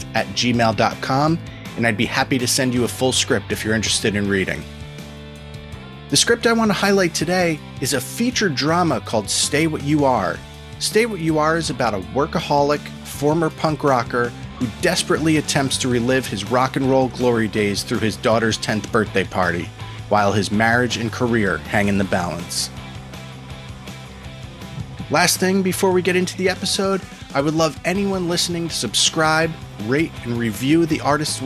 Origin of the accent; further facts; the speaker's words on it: West Milford, New Jersey, United States; I grew up in West Milford, which is a kind of out in the middle of nowhere, and then most recently lived in Jersey City for a while